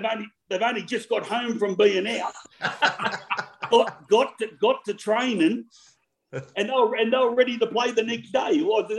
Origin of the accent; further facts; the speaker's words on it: Sydney, New South Wales, Australia; From Erskineville, Newtown. Went to Erskineville Public, Newtown High.